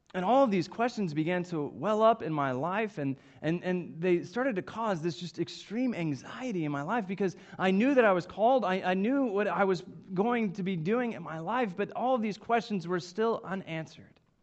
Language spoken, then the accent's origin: English; Coweta, Oklahoma, United States; I grew up in Coweta, Oklahoma. Uh, it's just southeast of Tulsa, and it's really where I spent um, all of my childhood and, and young life.